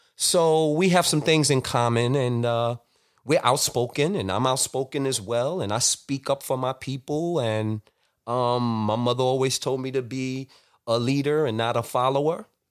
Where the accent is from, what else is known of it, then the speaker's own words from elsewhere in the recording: New York City, New York, United States; I grew up in Flatbush, Brooklyn